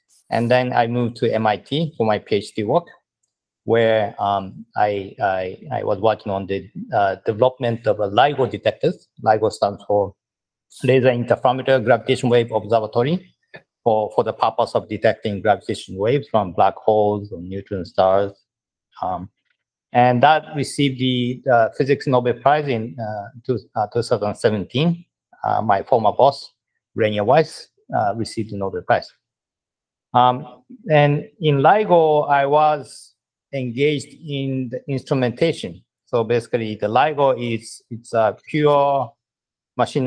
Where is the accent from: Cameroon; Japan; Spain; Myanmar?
Japan; Sapporo, Hokkaido; moved away as an adult; also born or lived in Berkeley, California / Massachusetts / Los Angeles; now in Tokyo, Japan; I was born and raised in Japan. Actually, I came from Sapporo